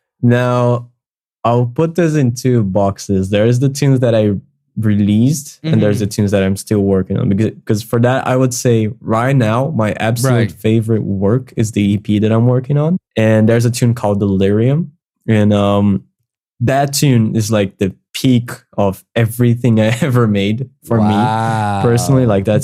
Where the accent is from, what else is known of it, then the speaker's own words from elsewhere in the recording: Brazil; accent: Brazilian; English is a second language; improving my accent so that I don't sound too Brazilian, because I don't like the Brazilian accent.